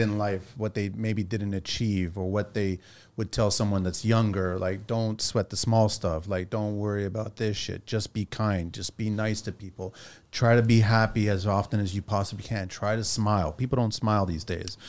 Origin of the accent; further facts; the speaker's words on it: Pico, Azores, Portugal; I'm from Pico, right? This is from the Azores, which has got the highest point in Portugal